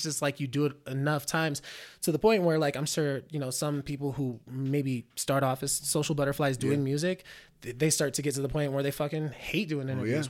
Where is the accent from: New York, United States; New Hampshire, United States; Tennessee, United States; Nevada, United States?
Nevada, United States; Reno; also born or lived in Bay Area, United States; I'm from the Bay Area. So, yeah. but I mean, I've been in Reno since I was five.